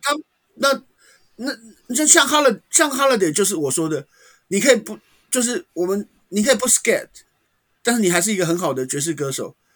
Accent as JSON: {"language": "Chinese", "country": "Taiwan", "also_born_or_lived": "Taipei", "said": "我是台湾的评论者"}